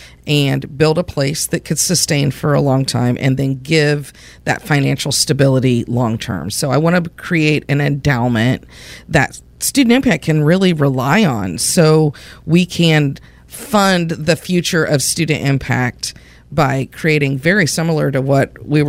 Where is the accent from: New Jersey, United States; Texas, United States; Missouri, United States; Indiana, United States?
Indiana, United States; I sound like I'm from Indiana, which I am.